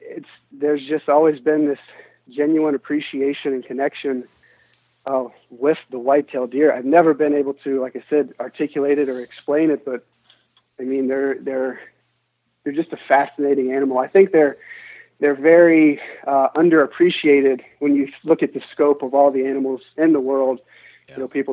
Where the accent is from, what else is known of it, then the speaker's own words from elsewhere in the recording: United States; we come from the United States, and here in the Western world, I mean, there's just so much that we take for granted.